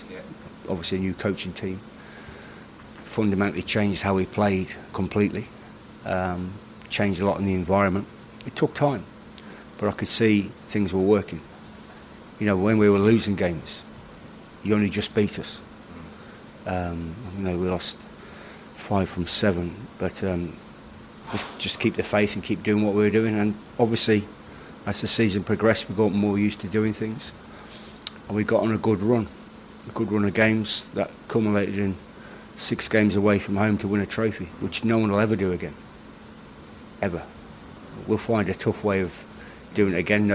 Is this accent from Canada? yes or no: no; England, United Kingdom; now in Ireland; I'm English